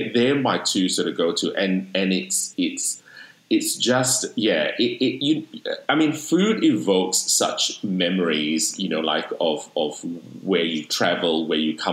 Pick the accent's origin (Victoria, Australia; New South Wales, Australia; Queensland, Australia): New South Wales, Australia; Sydney; now in Melbourne, Australia; I'm currently residing in Melbourne, but I'm from Sydney.